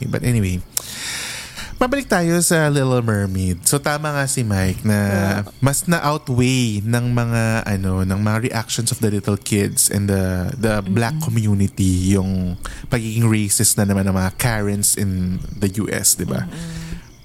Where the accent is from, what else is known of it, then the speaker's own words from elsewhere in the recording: Philippines; moved away; I'm from the Philippines